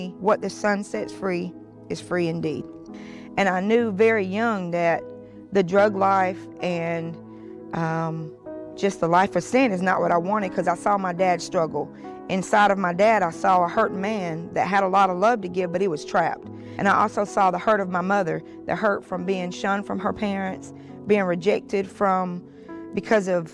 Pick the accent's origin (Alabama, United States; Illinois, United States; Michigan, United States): Alabama, United States; Montgomery; now in Jacksonville, United States; from Montgomery, Alabama, but I live here in Jacksonville